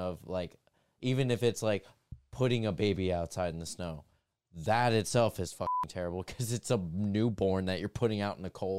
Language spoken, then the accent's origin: English; New York, United States; I'm from New York.